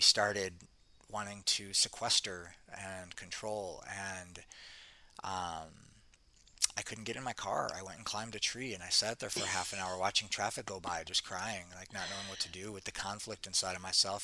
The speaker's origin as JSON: {"language": "English", "town": "Detroit", "region": "Michigan", "country": "United States", "tie": "born or raised there", "moved": "as an adult", "lives_now": "Costa Rica", "said": "I grew up in Detroit. I grew up in Detroit, city"}